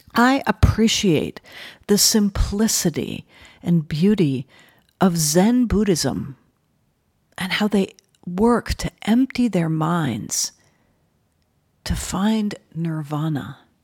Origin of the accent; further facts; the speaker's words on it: New Haven, Connecticut, United States; I was born in New Haven, Connecticut.